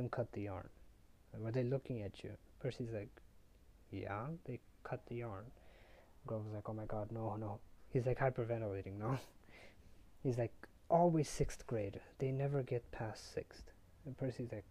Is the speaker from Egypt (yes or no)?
no; India; I'm from India.